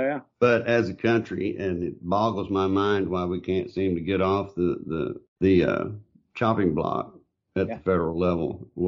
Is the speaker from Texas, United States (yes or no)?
yes; Grayson County, Texas, United States; I grew up in Grayson County.